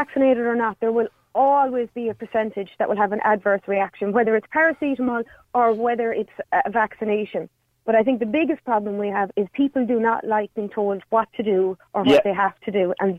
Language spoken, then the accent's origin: English; County Clare, Munster, Ireland; I'm from Clare.